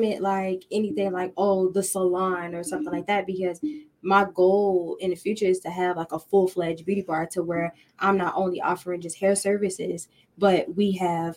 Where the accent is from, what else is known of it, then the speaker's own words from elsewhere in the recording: Baltimore, Maryland, United States; moved away; also born or lived in South Carolina; I'm originally from Baltimore, Maryland, but I did reside in South Carolina for a while. I'm just moving back here